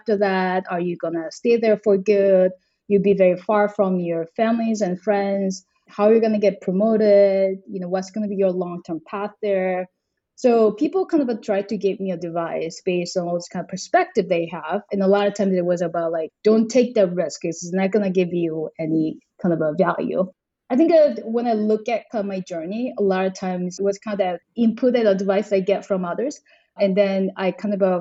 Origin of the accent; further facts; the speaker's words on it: South Korea; moved away as an adult; also born or lived in China / United States / South Africa; I grew up in South Korea. I went to college there and, you know, I've never left the country until then